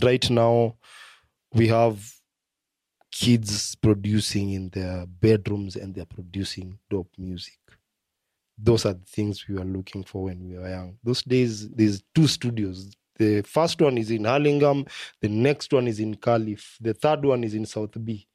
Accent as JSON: {"language": "English", "country": "Kenya", "said": "as a Kenyan"}